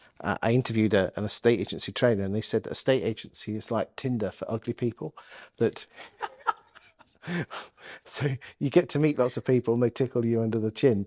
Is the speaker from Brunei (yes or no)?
no; Lincolnshire, East Midlands, United Kingdom; I come from Lincolnshire